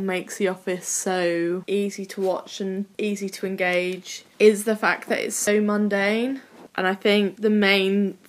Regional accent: Cornwall, South West England, United Kingdom; also born or lived in Wales; I'm Cornish through and through

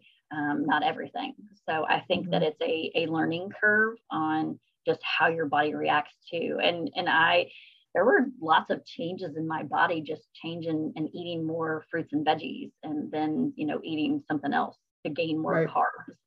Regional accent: Kentucky, United States; I'm from Kentucky

